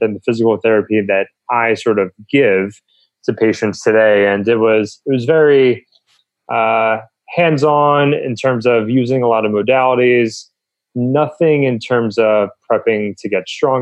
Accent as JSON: {"language": "English", "region": "New Jersey", "country": "United States", "tie": "born or raised there", "also_born_or_lived": "Pennsylvania / Southern California", "moved": "as an adult", "said": "I grew up on the East Coast in New Jersey."}